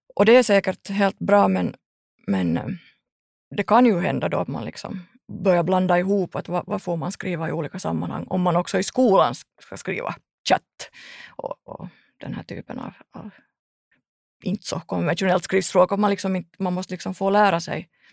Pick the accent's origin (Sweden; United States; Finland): Finland; Ekenäs, Uusimaa; jag kommer från Ekenäs